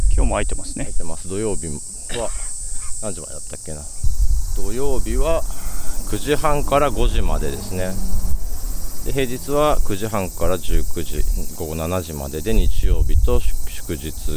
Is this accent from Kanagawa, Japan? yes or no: no; Nagatacho, Chiyoda, later Tama area, Tokyo, Japan; そこで僕5歳まで育って